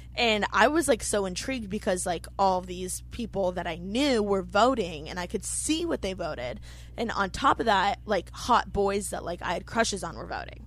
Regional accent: Bloomington, Indiana, United States; moved away as an adult; now in Los Angeles, United States; I am from Bloomington, Indiana. I was born in a small college town

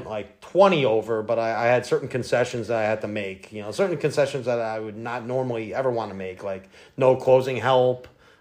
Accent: Rochester, New York, United States; now in Washington, D.C., United States

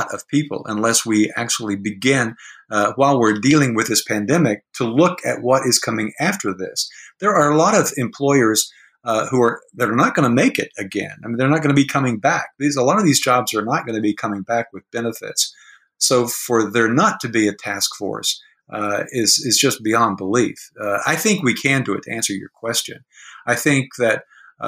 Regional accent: Tennessee, United States; I'm from Tennessee

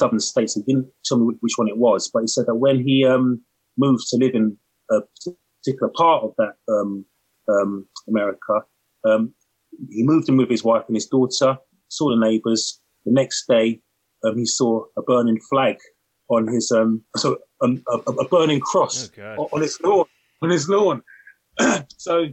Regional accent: United Kingdom; I'm a British man, you know, I'm a Black British man

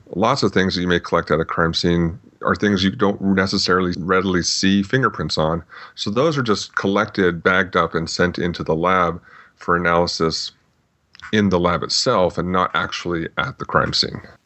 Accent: Phoenix, Arizona, United States; also born or lived in Tucson, Arizona; I grew up mostly in the uh, the Phoenix, Arizona area. Before that, my dad was in the Air Force, so we bounced around a little bit

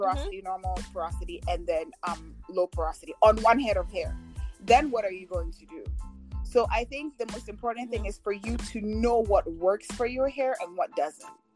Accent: Ghana; moved away as an adult; I'm Ghanaian actually. I grew up in, I lived and grew up in Ghana for first 18 years of my life.

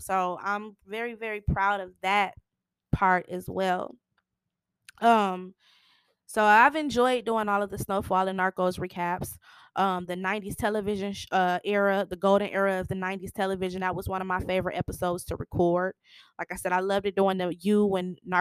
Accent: Michigan, United States; moved away as an adult; also born or lived in Kansas City; I'm from Michigan. I have been in Kansas City the last 4.5 years

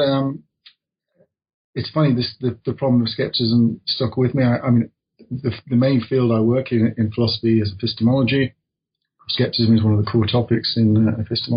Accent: Midlands, United Kingdom; I come from the Midlands in England

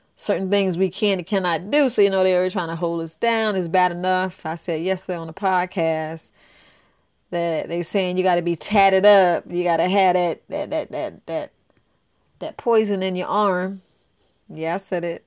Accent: New York, United States; I grew up in New York

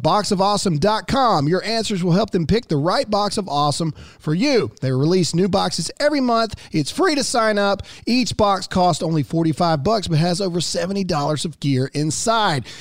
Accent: Mississippi, United States; I'm a redneck from Mississippi.

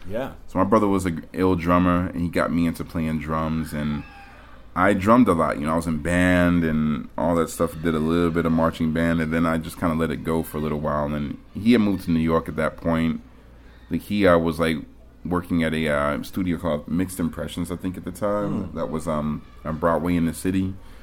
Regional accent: Germany; born there; I was born in Germany, and my pops was in the Air Force.

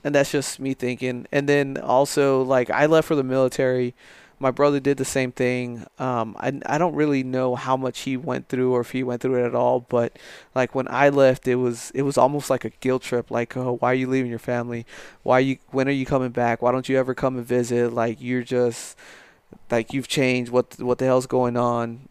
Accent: El Paso, Texas, United States; moved away as an adult; now in San Angelo, United States; me growing up in, in El Paso

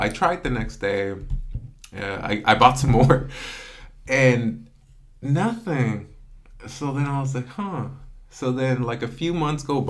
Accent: Selma, California, United States; also born or lived in Dinuba; my hometown of Salma

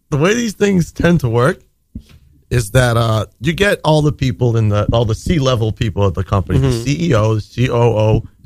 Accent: Rochester, United States; I'm from Rochester originally.

